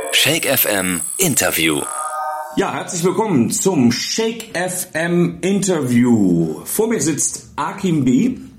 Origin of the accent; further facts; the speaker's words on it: Mönchengladbach, North Rhine-Westphalia, Germany; now in Bielefeld, Germany; Mönchengladbach, wo ich herstamme